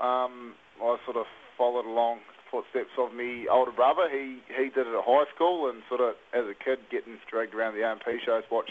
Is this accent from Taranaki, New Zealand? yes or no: yes; Taranaki, New Zealand; now in King Country, New Zealand; I grew up in Taranaki, but I'm based 45 minutes out of Tamanui in the King Country